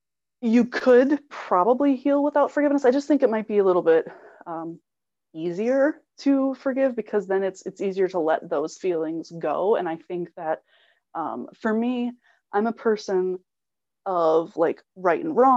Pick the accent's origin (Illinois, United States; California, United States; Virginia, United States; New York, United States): Illinois, United States; I'm from Illinois, so it's completely flat